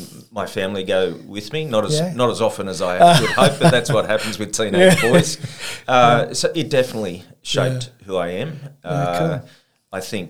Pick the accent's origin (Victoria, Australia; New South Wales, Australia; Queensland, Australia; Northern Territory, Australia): New South Wales, Australia; Kempsey; also born or lived in Sydney; now in Port Macquarie, Australia; Born and bred in Kempsey. I was the youngest of five kids.